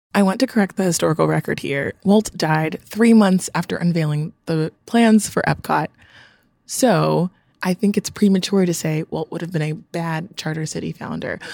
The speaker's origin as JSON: {"language": "English", "country": "Nigeria", "said": "I'm from Nigeria"}